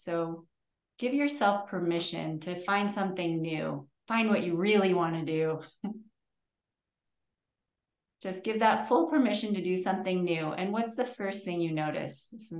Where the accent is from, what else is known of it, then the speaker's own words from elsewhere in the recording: Connecticut, United States; I'm from Connecticut.